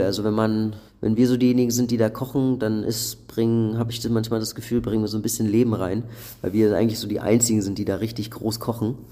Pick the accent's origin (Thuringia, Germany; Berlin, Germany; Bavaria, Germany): Berlin, Germany; ich komme ja schon aus einer großen Stadt, der, der man sich daran gewöhnt hat und mit der man auch so mit aufgewachsen ist in Berlin